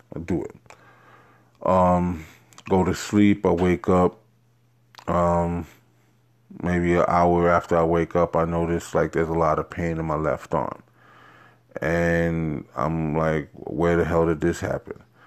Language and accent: English; New York City, New York, United States; also born or lived in Queens, New York; I am born and bred in Har-, New York, Harlem, mostly a little bit of Queens, but, uh, you know, mostly, um, in Harlem, New York.